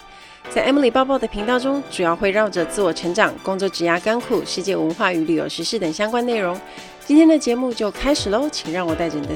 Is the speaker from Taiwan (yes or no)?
yes; Kaohsiung, Taiwan; 我是高雄人。